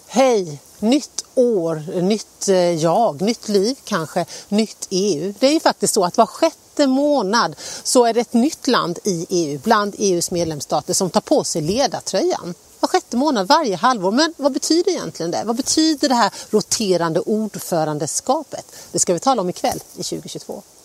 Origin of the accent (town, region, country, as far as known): Sweden